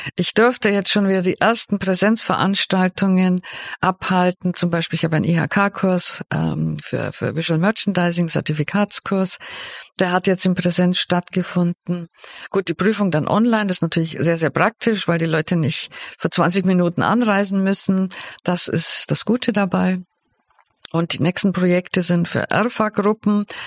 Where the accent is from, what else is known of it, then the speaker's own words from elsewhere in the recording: Swabia, Germany; also born or lived in Bavaria / Cologne; dass ich aus Bayern bin. Eigentlich bin ich ja Schwäbin